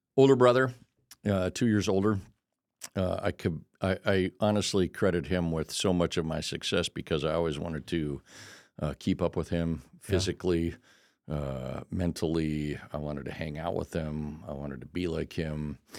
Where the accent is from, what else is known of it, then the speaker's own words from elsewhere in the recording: El Cajon, California, United States; moved away; also born or lived in Denver, Colorado; I grew up in El Cajon, California